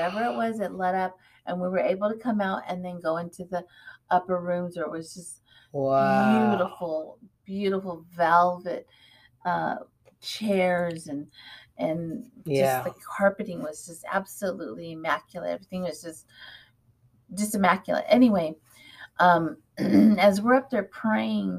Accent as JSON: {"language": "English", "town": "Fresno", "region": "California", "country": "United States", "said": "I'm from Fresno."}